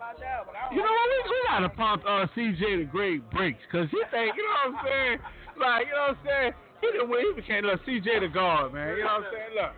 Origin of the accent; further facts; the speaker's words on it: Dallas, Texas, United States; in Dallas, we yeehaw